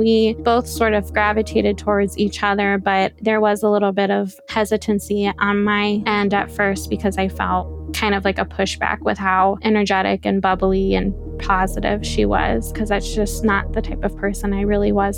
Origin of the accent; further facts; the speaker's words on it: Midwest, United States; I am 27 years old and I am from the Midwest.